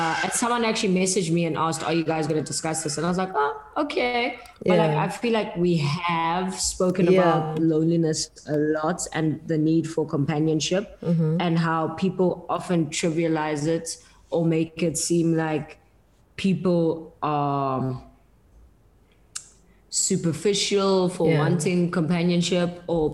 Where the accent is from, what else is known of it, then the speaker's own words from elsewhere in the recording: South Africa; as a South African